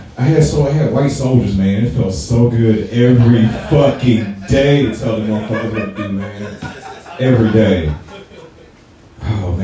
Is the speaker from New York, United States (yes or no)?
no; St. Louis, Missouri, United States; I'm from St. Louis